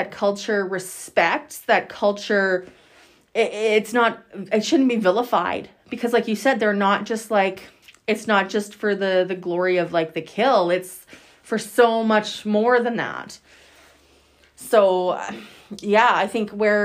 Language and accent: English; Saskatchewan, Canada; I'm from Saskatchewan, born and raised.